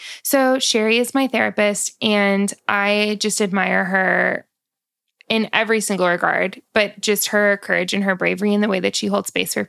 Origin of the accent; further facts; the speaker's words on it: Winchester, Massachusetts, United States; I was born in Winchester, Massachusetts.